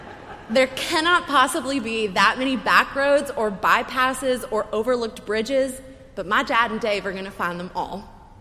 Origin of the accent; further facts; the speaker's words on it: the American South, United States; because I'm from the American South.